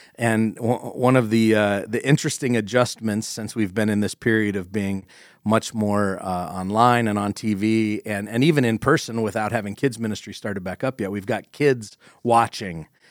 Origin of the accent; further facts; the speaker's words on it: Corry, Pennsylvania, United States; I grew up in Corrie next to Dodd's